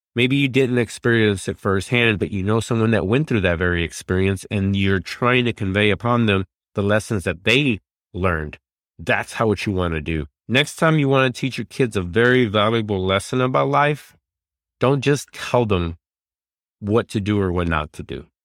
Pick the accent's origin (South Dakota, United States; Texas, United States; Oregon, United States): Texas, United States; Dallas; I'm from Dallas